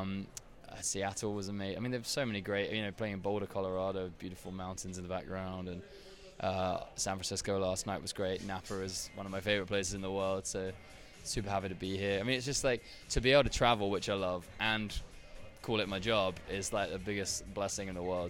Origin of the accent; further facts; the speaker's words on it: Brighton, South East England, United Kingdom; accent: English; I'm from Brighton, It's on the south coast, not too far from Essex.